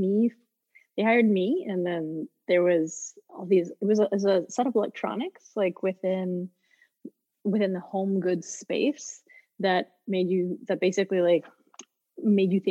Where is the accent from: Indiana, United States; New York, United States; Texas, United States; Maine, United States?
Texas, United States; Houston; moved away as an adult; also born or lived in Netherlands; I grew up in Houston, Texas